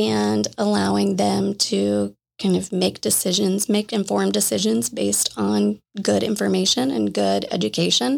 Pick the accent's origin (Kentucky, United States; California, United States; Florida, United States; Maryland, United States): Florida, United States; Jacksonville; I grew up in Jacksonville, Florida